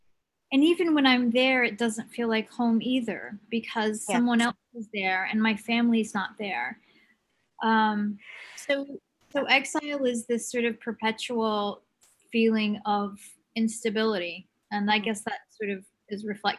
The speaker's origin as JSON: {"language": "English", "country": "Palestine", "also_born_or_lived": "Kuwait", "said": "Briefly, I guess my story is every Palestinian story. You know, my family was exiled in the 67 war. They became refugees and ended up in Kuwait, where I was born in 1970, dating myself."}